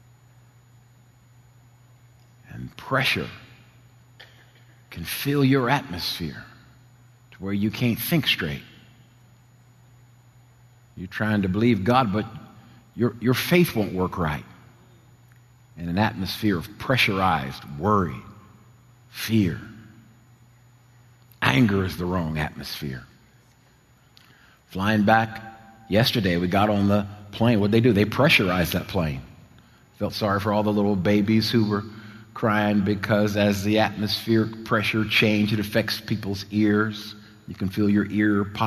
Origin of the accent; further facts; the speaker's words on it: New Jersey shore, United States; moved away; I grew up at the beach. I'm Jersey boy, you know, raised at the shore